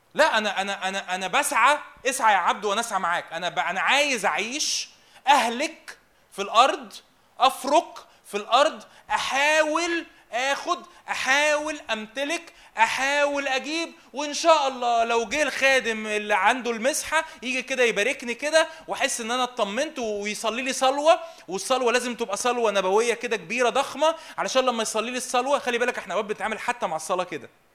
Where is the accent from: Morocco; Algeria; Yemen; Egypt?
Egypt; انا مصري وابويا مصري